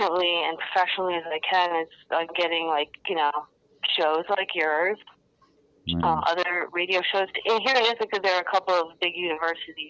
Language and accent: English; Ithaca, New York, United States; Here at Ithaca, which is about my hometown